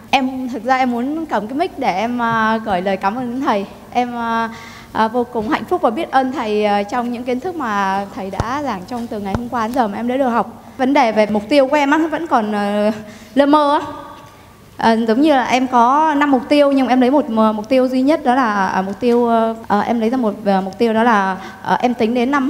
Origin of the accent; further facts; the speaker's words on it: Thai Nguyen, Vietnam; now in Ho Chi Minh City, Vietnam; Dạ, quê của em ở Thái Nguyên.